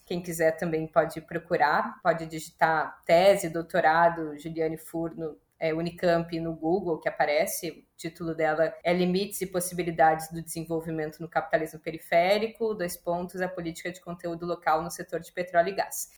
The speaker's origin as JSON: {"language": "Portuguese", "town": "Porto Alegre", "region": "Rio Grande do Sul", "country": "Brazil", "moved": "as an adult", "lives_now": "São Paulo, Brazil", "said": "Eu já moro há 10 anos em São Paulo, mas eu sou de Porto Alegre"}